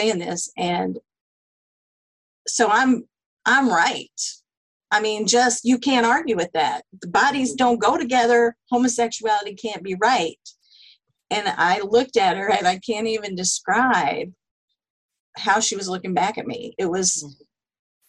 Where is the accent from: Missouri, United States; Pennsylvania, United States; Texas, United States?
Texas, United States; I grew up in the South, in Texas